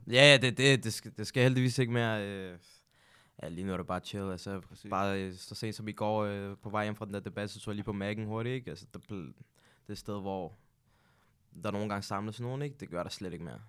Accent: Hundige, Zealand, Denmark; also born or lived in Birkerød; jeg er egentlig opvokset i et øh, almindeligt boligbyggeri i Hundi

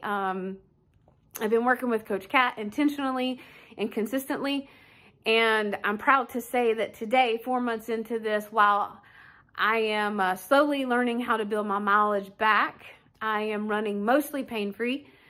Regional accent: Wichita, Kansas, United States; I'm from Wichita, Kansas

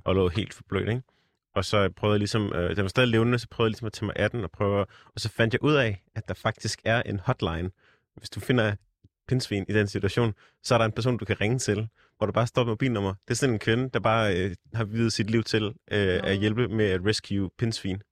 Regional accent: Jutland, Denmark; moved away; hjemme i Jylland

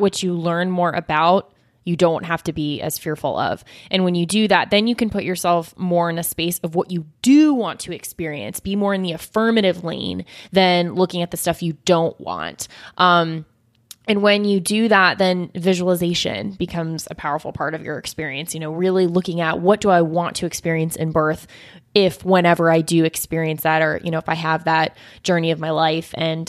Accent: New Zealand; I'm from New Zealand

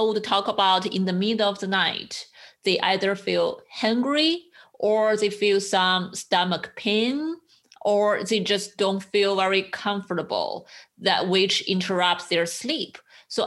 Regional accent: China; moved away; I grew up in China

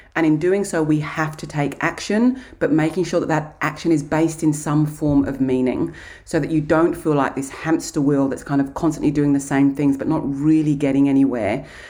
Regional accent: Kent, South East England, United Kingdom; now in Australia; I grew up in Kent, in England.

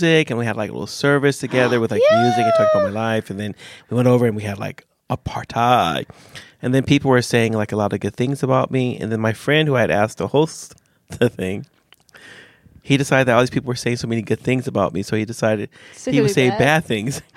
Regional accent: United States; I'm from America

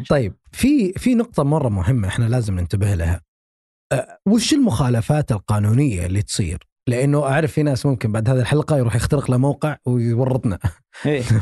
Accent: Saudi Arabia; موجود عندنا في السعوديه

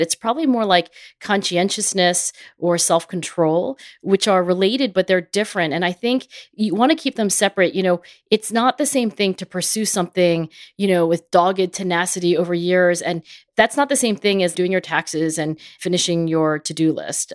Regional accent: Philadelphia, Pennsylvania, United States; my hometown of Philadelphia

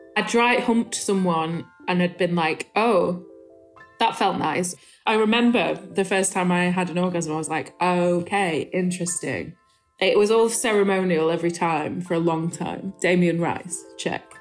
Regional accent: Rotherham, Yorkshire and the Humber, United Kingdom; I'm from Rotherham

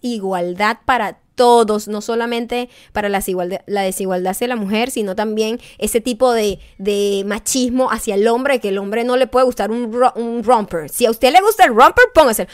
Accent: Venezuela; now in United States; Uno cuando es latino y un latino venezolano sabe esto

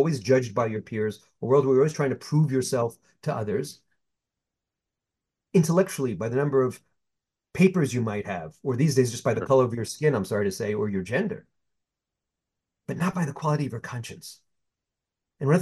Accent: United States; as an American Jew

